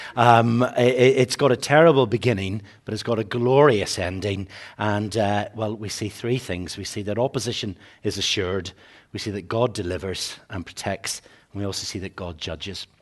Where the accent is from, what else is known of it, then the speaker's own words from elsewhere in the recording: Northern Ireland, United Kingdom; growing up in Northern Ireland